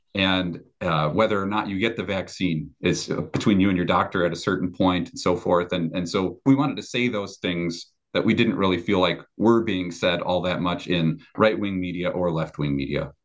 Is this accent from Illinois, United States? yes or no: yes; Chicago, Illinois, United States; moved away as an adult; also born or lived in Sumas, Washington; I grew up in the Chicago area in the Christian Reformed Church.